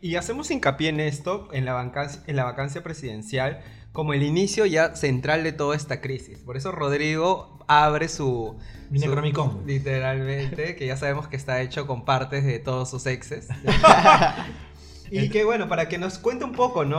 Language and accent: Spanish; Peru; como peruanos